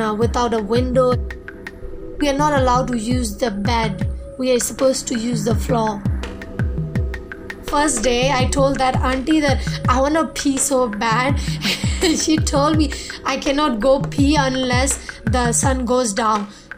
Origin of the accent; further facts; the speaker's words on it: a small village in northern Shan State, Myanmar; I'm from Myanmar, a small village in northern Chan State